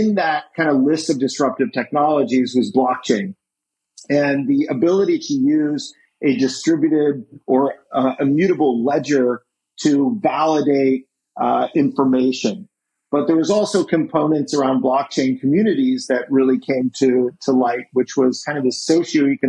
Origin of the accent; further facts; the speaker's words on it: Indiana, United States; moved away; I grew up in Indiana